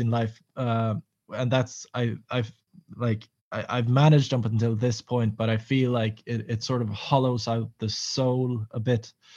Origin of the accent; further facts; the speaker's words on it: Nyköping, Södermanland, Sweden; moved away as an adult; also born or lived in Reykjavik, Iceland / Kalmar, Sweden / Malmö, Sweden; I moved back to Sweden, uh, to my hometown, Nyköping